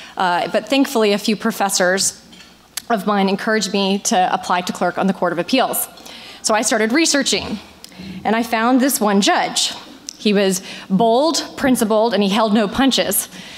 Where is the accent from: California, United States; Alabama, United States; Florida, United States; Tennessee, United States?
Florida, United States; Polk County; I am a proud native Floridian, born and raised in Polk County, as was my husband, Chad.